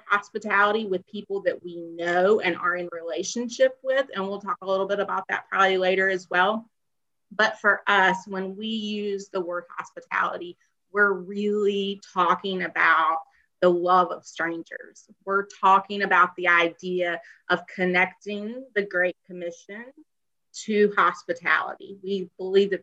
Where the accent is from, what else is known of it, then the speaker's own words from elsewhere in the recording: the South, Southern United States, United States; as a Southerner, as a woman